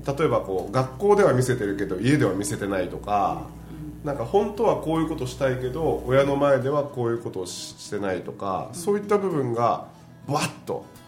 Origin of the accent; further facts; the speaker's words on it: Niigata, Japan; 僕らの地元で新潟の地元